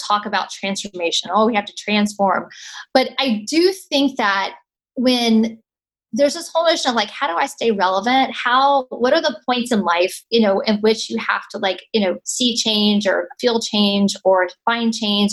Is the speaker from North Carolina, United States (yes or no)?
yes; North Carolina, United States; moved away as an adult; I was born in North Carolina, raised in North Carolina, went to school in North Carolina